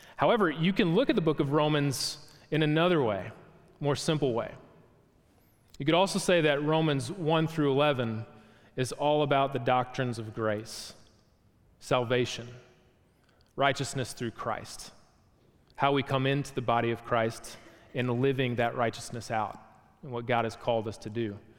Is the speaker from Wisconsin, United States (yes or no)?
yes; Wisconsin, United States; moved away; where I grew up from in Wisconsin